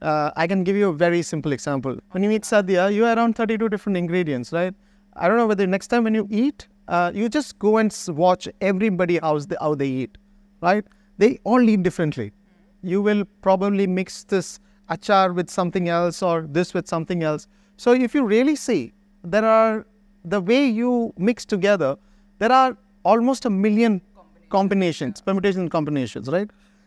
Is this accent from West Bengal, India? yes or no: no; Mahe, Puducherry, India; Reference and the rice, you know, because I am from Mahe.